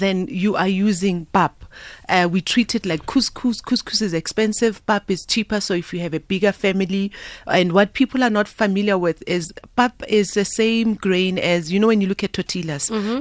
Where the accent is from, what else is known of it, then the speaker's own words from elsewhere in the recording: Soweto, Gauteng, South Africa; also born or lived in Italy; I'm proudly South African. I'm born Gosoweto, born and raised.